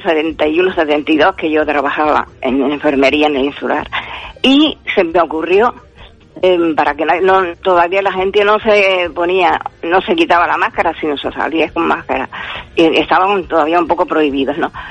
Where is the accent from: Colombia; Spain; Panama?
Spain; Carrizal, Canary Islands; mi pueblo de Carrizal